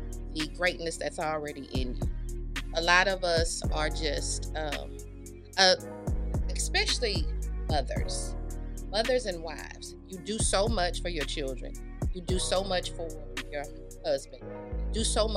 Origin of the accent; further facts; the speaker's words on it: Houston, Texas, United States; I am originally from Houston